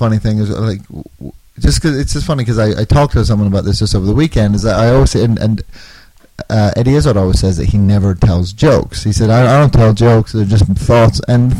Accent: Northern Ireland, United Kingdom; also born or lived in Australia / London; now in Chicago, United States; I was born in Australia, I grew up in Northern Ireland, then I moved to London, and then I finally wound up in the States about 10 years ago.

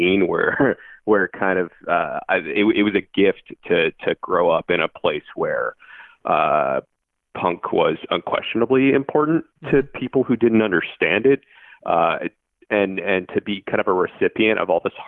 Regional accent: Bethesda, Maryland, United States; now in Chicago, United States; I grew up in Bethesda

